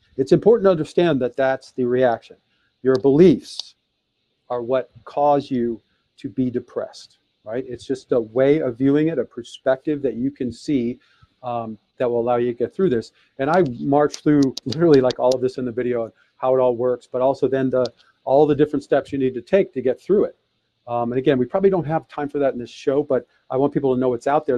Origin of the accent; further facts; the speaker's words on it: Detroit, Michigan, United States; I was born in Detroit, Michigan in 1966